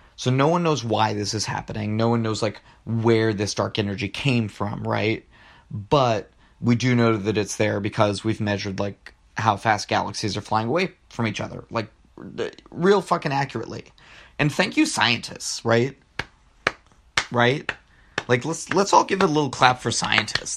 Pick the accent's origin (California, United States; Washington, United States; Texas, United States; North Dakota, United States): Texas, United States; Rio Grande Valley; I'm from the Rio Grande Valley